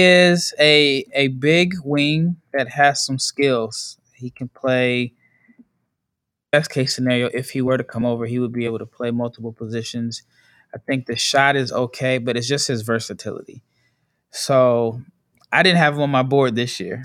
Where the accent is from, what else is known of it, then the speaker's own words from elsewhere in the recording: Omaha, Nebraska, United States; I'm from Omaha